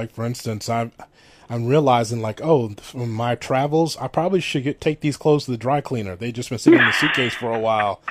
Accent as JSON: {"language": "English", "town": "Chicago", "region": "Illinois", "country": "United States", "tie": "born or raised there", "said": "I'm born and raised in Chicago, so I'm a Midwestern guy and Southsider"}